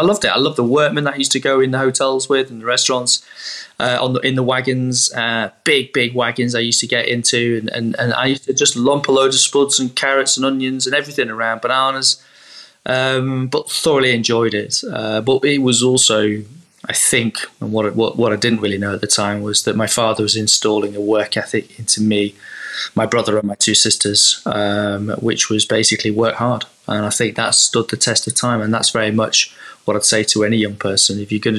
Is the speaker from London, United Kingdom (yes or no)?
no; Southport, North West England, United Kingdom; Well, I grew up in the northwest in Southport, just above Liverpool, in a seaside town, close to Blackpool, close to Liverpool, Preston area